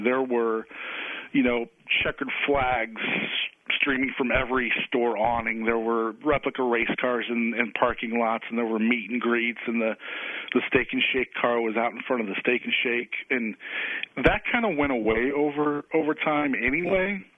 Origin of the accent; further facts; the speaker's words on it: Illinois, United States; also born or lived in Waco, Texas; now in Indianapolis, United States; I grew up in Illinois